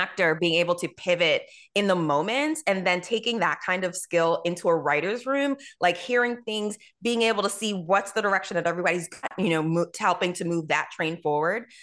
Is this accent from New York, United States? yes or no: yes; New York, United States; I'm from New York